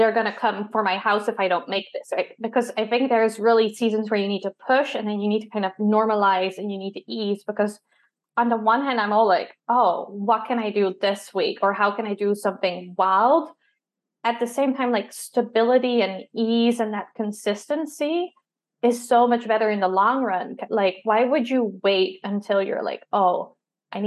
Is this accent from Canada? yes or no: no; Netherlands; I'm from the Netherlands